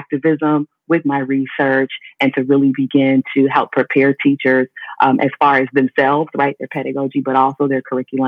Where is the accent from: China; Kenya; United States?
United States; Cleveland, Ohio; also born or lived in Atlanta; I'm from Cleveland, Ohio, born and raised. That's where I still live today, even though I work in Kent